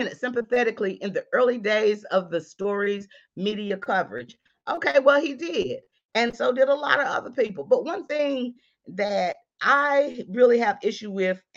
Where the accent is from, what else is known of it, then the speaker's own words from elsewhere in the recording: North Carolina, United States; I'm from the South, North Carolina.